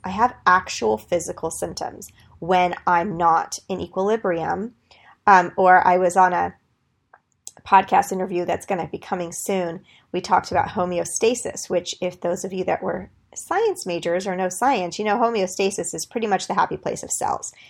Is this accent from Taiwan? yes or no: no; Greece; I'm from Greece